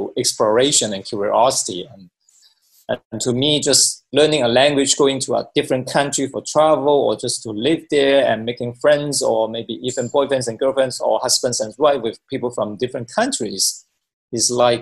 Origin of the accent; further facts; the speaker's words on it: Hong Kong; moved away as an adult; also born or lived in China / United States / Japan / Korea; I was born in China, then I grew up in Hong Kong, and I went to the United States for my studies, and I live in different countries, including Japan and Korea as well